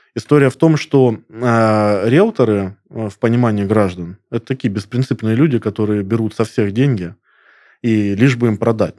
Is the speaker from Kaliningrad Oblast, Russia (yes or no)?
no; Krasnodar, Krasnodar Krai, Russia; я коренной краснодарец